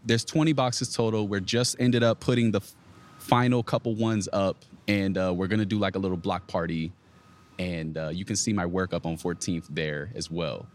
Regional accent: Virginia, United States; I'm from Virginia, so I'm from the area.

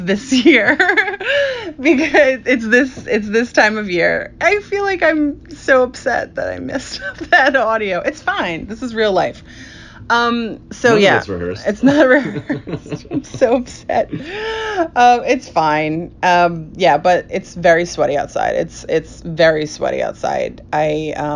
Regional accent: Huntington, New York, United States; I'm from the North Shore

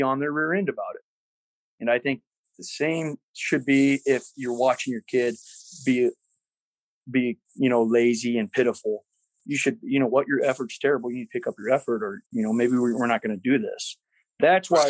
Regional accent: Centerville, United States; I'm from Centerville, so call me redneck if you want

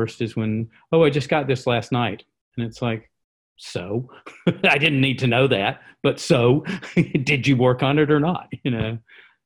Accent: the American South, United States; I'm a Southerner and that's kind of a form of politeness, you know, from how I was raised

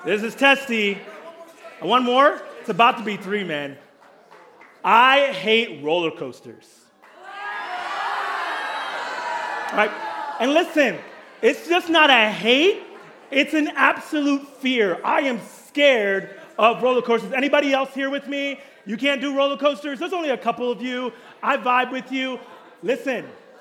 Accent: Kenya; also born or lived in Pittsburgh / California; now in Oceanside, United States; I was born in Kenya, moved to Pittsburgh, came to California, got a job at Mariners

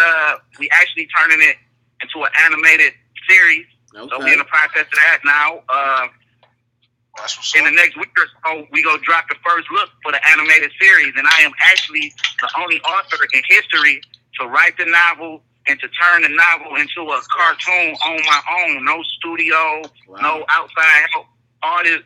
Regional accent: Inkster, Michigan, United States; I'm from Inkster, Michigan. That's 20 minutes outside of Detroit.

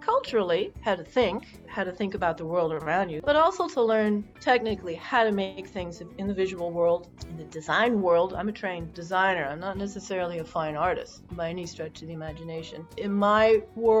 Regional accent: Barcelona, Catalonia, Spain; I grew up in Barcelona

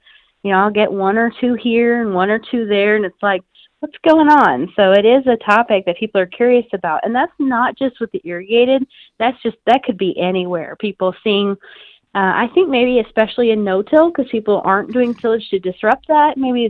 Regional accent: Iowa, United States; I'm from North Central Iowa originally, so I mean, I just grew up with pattern tile drainage

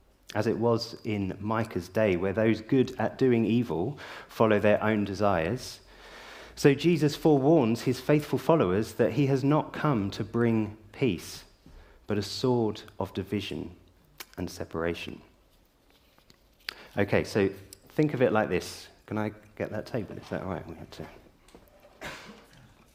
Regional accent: South of England, United Kingdom; moved away as an adult; now in Yorkshire, United Kingdom; now I grew up in the South.

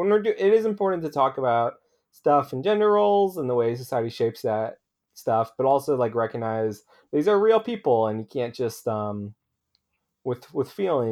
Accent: Philadelphia, Pennsylvania, United States; And so I grew up around Philadelphia, and so I went to Sixers games.

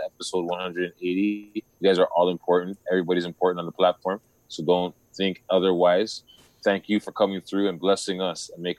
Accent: Toronto, Ontario, Canada; We're from Toronto

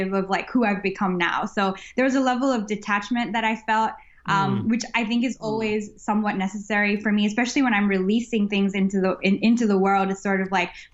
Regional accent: Sydney, New South Wales, Australia; also born or lived in Chennai, India; now in Melbourne, Australia; having been born in India and growing up in Australia

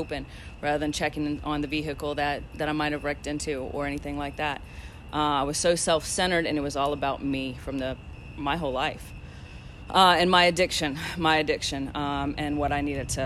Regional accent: Louisiana, United States; moved away; I am from Louisiana

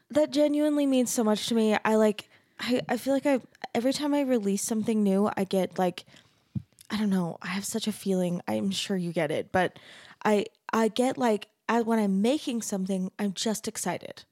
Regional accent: Arizona, United States; I'm from Arizona

